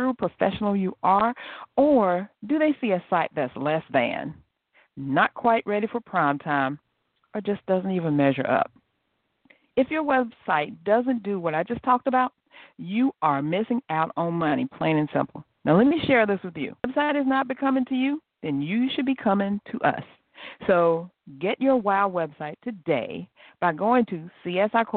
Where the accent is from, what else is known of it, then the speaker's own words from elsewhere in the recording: South Carolina, United States; I'm from South Carolina, too